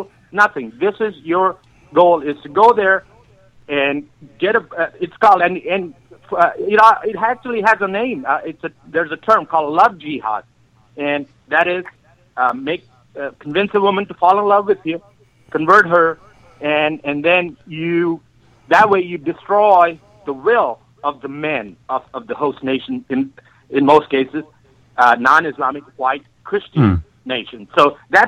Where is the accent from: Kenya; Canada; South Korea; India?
India; now in San Antonio, United States; I grew up in India. And I grew up with a lot of Muslim friends